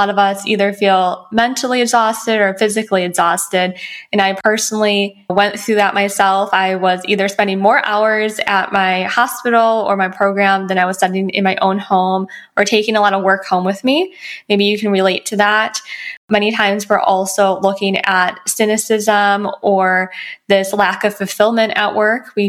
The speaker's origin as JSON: {"language": "English", "region": "Midwest", "country": "United States", "moved": "as an adult", "lives_now": "Los Angeles, United States", "said": "I moved out from the Midwest and completed my bachelor degree and my doctor of pharmacy degree."}